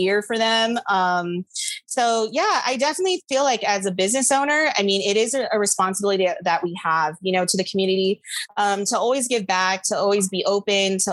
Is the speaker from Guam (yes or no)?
yes; Guam; moved away as an adult; now in United States; I grew up on Guam. I was there till I was 18. And when I first moved to the States